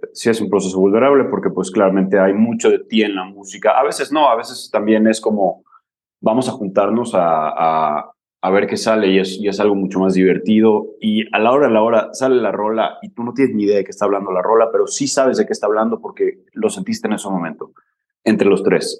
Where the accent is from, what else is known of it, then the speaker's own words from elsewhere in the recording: Mérida, Yucatán, Mexico; also born or lived in Barcelona / Scotland; somos de Mérida, queremos llegar a otra parte, pero estamos en Mérida